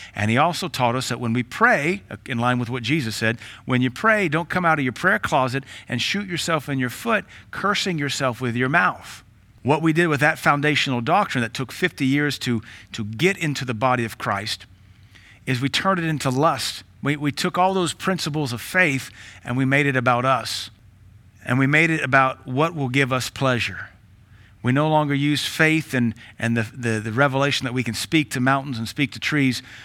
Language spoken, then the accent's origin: English; United States; we are American minded